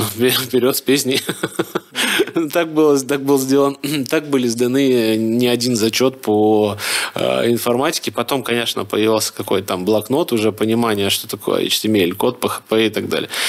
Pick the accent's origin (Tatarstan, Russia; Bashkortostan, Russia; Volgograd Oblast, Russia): Bashkortostan, Russia; Ufa; moved away as an adult; now in Moscow, Russia; я из Уфы